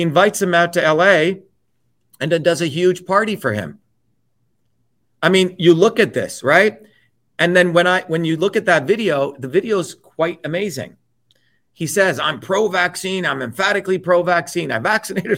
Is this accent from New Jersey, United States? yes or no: yes; New Jersey, United States; also born or lived in India; those are the kinds of people I grew up with in New Jersey